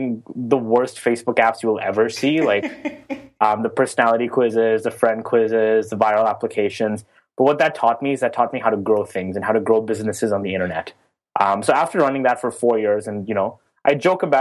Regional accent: Oman; moved away as an adult; also born or lived in California, United States; now in New York, United States; I grew up in a small country called Oman in the Middle East. Moved to America when I was 17

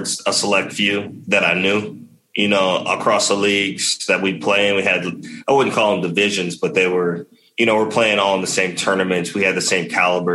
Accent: Texas, United States; it wasn't as diverse as you see here in the big leagues by any means growing up in Texas

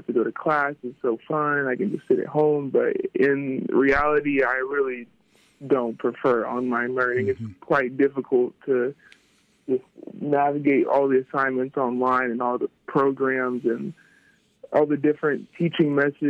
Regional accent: Texas, United States; moved away as an adult; I'm from Texas

